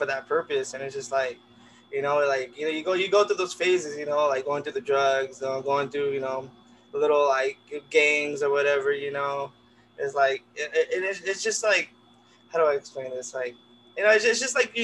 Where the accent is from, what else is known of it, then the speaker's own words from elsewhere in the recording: Pomona, California, United States; I've grown up in Pomona